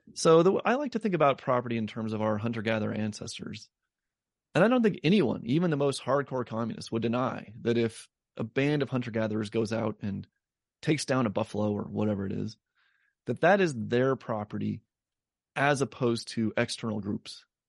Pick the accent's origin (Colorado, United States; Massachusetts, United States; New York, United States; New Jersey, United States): Colorado, United States; Denver; my hometown in Denver